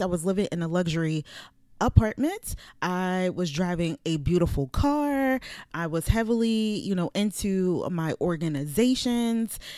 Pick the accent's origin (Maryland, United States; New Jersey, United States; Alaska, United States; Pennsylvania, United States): Pennsylvania, United States; Philadelphia; moved away as an adult; now in Virginia, United States; I'm from the city. I'm from Philadelphia. So this was a change for me when I came here in two thousand and fourteen